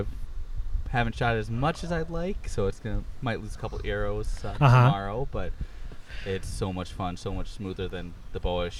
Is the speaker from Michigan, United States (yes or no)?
no; Madison, Wisconsin, United States; I'm from the Madison area